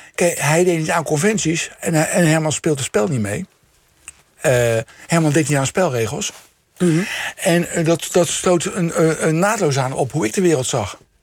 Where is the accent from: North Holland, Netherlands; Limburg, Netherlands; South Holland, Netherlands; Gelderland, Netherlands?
South Holland, Netherlands; The Hague; Scheveningen, Den Haag, waar ik vandaan kom.